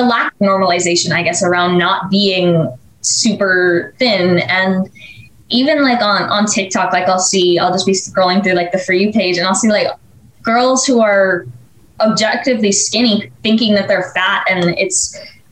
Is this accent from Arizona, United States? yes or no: yes; Arizona, United States; I'm 15 and I'm from Arizona